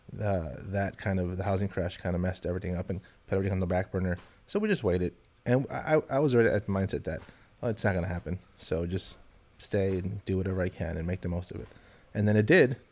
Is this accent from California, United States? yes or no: yes; Los Angeles, California, United States; moved away as an adult; now in Austin, United States; Born in Los Angeles. Wow. I lived in in the housing projects